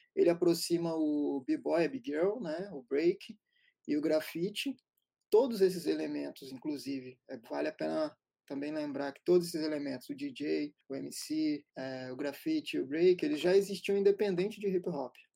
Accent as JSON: {"language": "Portuguese", "town": "Serra", "region": "Espírito Santo", "country": "Brazil", "tie": "born or raised there", "said": "Crescemos em Serra Dourada, na Serra, um bairro a uma hora e meia do centro de Vitória"}